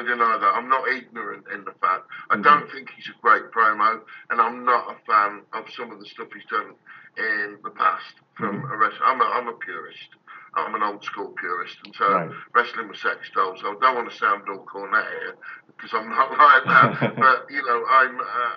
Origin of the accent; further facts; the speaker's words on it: United Kingdom; I'm British